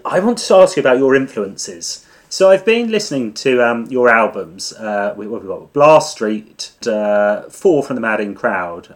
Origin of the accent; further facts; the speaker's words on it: Suffolk, East of England, United Kingdom; I'm from Suffolk